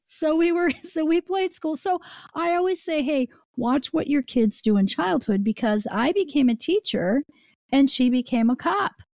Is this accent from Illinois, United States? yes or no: yes; Chicago, Illinois, United States; I grew up in the Chicago area